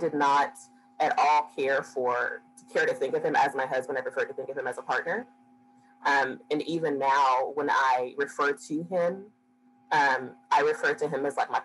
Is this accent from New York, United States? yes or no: no; Dallas, Texas, United States; growing up and going to school in South Dallas and Oak Cliff and Pleasant Grove